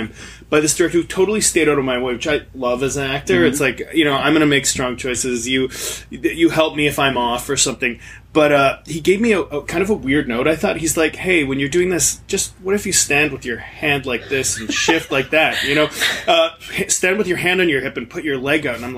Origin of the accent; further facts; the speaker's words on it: Niagara Falls, Ontario, Canada; I grew up in Niagara Falls, which had like no theater infrastructure.